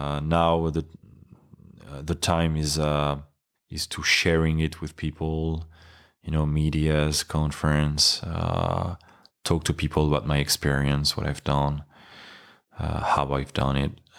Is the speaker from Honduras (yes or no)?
no; Nice, Provence-Alpes-Côte d'Azur, France; For now, the water in which I'm training in Nice, in my hometown, is about like 11 degrees.